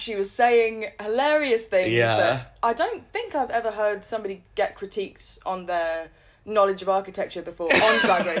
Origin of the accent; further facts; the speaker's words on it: Norwich, East of England, United Kingdom; I'm from Norwich